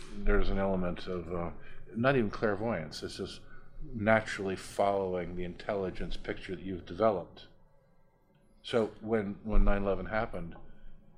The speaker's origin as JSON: {"language": "English", "country": "United States", "said": "I'm an American"}